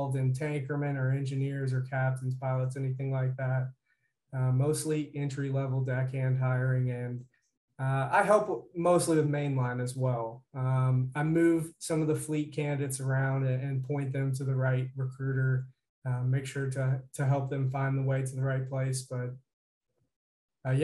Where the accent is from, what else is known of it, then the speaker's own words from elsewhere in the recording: Georgetown, Indiana, United States; moved away as an adult; also born or lived in Cincinnati; I'm originally from Southern Indiana, Georgetown area, probably 20 miles west of Jeffersonville